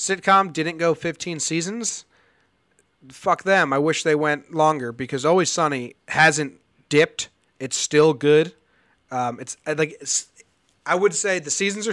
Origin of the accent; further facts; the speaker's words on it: Newtown, Connecticut, United States; I'm from Newtown, Connecticut